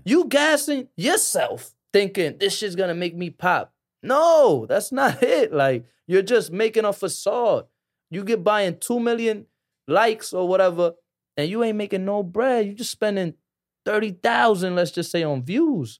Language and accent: English; New York City, New York, United States; I was born in Harlem